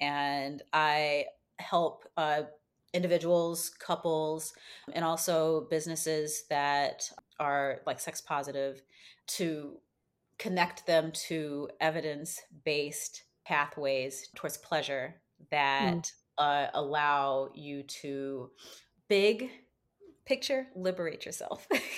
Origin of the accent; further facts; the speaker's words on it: Chicago, Illinois, United States; So my spiritual roots, so I was raised in Chicago in a Baptist family. My grandmother came here from the South when she was about a teenager, so probably in the 50s.